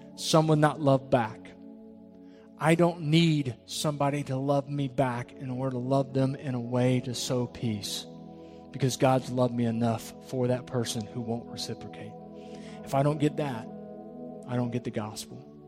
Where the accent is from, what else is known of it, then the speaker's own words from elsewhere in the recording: Jacksonville, Florida, United States; we come from Jacksonville. The area I come from is extremely diverse. I played on a football team